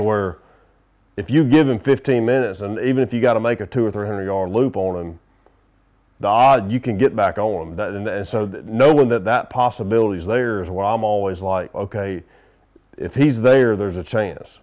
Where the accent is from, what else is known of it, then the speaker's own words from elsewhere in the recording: the South, United States; I'm from the South